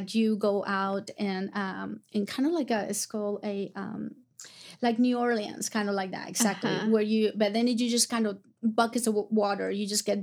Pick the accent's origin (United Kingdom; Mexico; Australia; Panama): Panama; Atalaya, Veraguas; moved away as an adult; also born or lived in Florida / Oklahoma City; my hometown is called Atalaya, and it was 500 people, maybe.